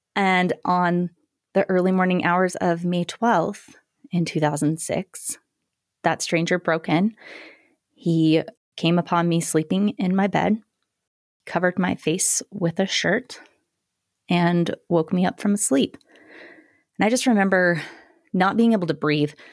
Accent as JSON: {"language": "English", "town": "Greeley", "region": "Colorado", "country": "United States", "tie": "born or raised there", "said": "grew up in Greeley, Colorado"}